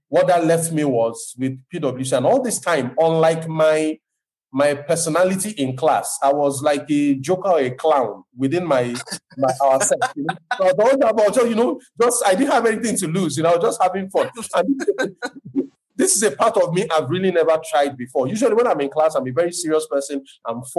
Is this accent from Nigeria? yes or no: yes; Lagos, Nigeria; I'm not ethnically from Lagos, but I was born here, I was raised here